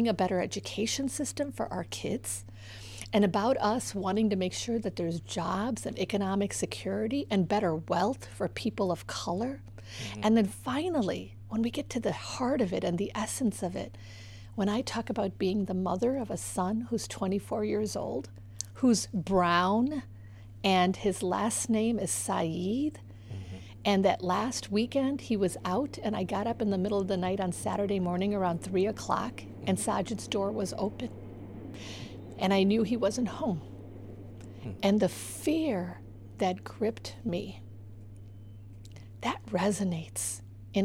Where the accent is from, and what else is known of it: Chicago, Illinois, United States